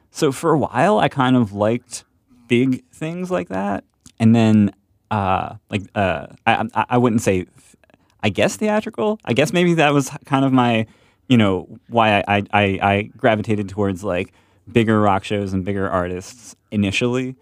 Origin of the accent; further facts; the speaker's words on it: Ambler, Pennsylvania, United States; I'm from Ambler